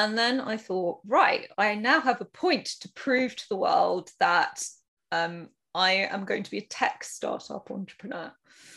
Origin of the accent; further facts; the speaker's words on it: United Kingdom; I am probably, you can guess from my accent, from the UK